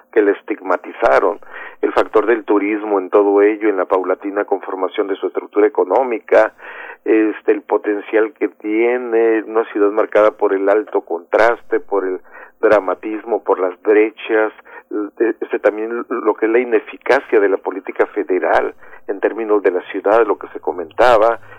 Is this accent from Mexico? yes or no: yes; northern border, Mexico; como mexicanos fronterizos